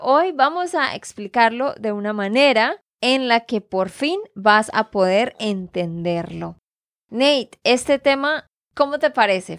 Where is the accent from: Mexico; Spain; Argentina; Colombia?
Colombia; Santander; de Santander, Colombia